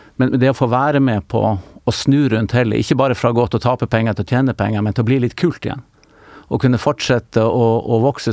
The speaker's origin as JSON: {"language": "Norwegian", "town": "Tromsø", "region": "Troms", "country": "Norway", "tie": "born or raised there", "also_born_or_lived": "Oslo", "moved": "as an adult", "said": "da jeg vokste opp i Tromsø"}